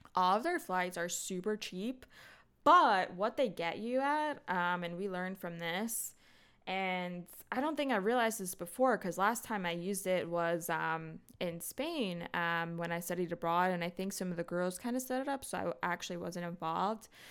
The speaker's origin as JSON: {"language": "English", "country": "United States", "said": "we're American"}